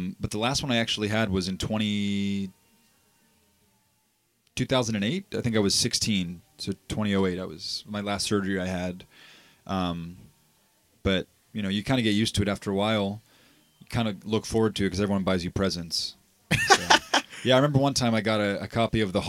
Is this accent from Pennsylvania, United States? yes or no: yes; Pittsburgh, Pennsylvania, United States; moved away; also born or lived in Texas; I was born in Pittsburgh, Pennsylvania